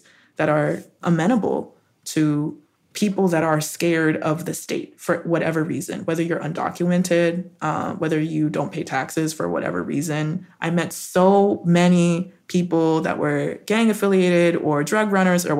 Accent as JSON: {"language": "English", "region": "Colorado", "country": "United States", "tie": "born or raised there", "also_born_or_lived": "Arizona", "said": "I grew up in Colorado. I was in the Rockies."}